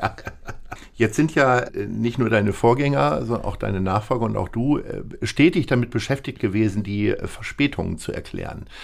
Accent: Hamburg, Germany; Als Hamburger

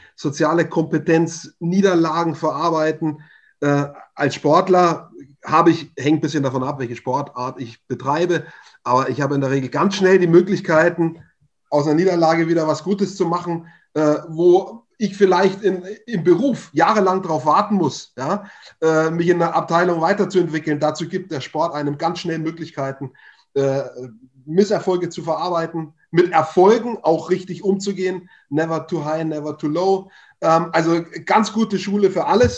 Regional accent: Upper Franconia, Bavaria, Germany; ich komme aus Oberfranken

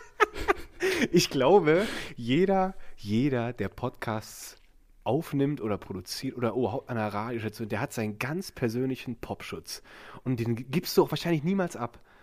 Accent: Ahrweiler district, Rhineland-Palatinate, Germany; ich bin umgezogen in dieser Region in, in den Kreis Ahrweiler

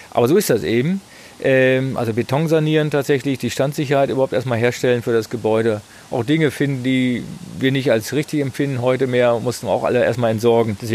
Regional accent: Berlin, Germany; das ist ja auch eine Wissenslücke als Berliner

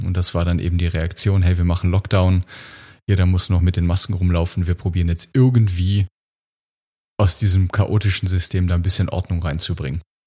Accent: Germany; wir als Deutsche

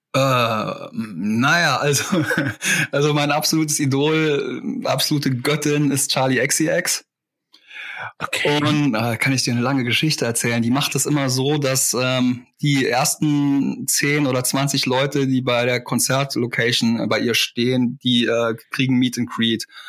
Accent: Saarland, Germany; born or raised there

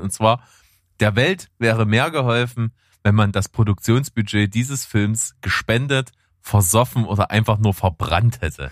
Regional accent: Germany; bei uns in Deutschland

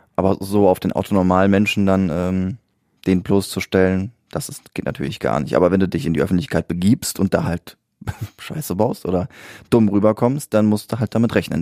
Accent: Siegen, North Rhine-Westphalia, Germany; da wo ich geboren bin in der Stadt, in Siegen

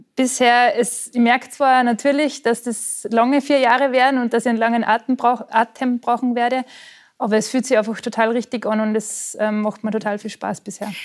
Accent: Austria; moved away as an adult; also born or lived in Allgäu, Bavaria; now in Germany

